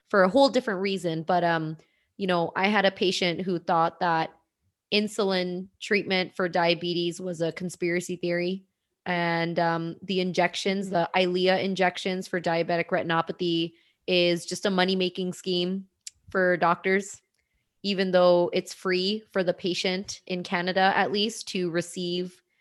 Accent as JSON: {"language": "English", "country": "India", "said": "And if anyone's not watching the IGTV, I am Indian. I have brown skin."}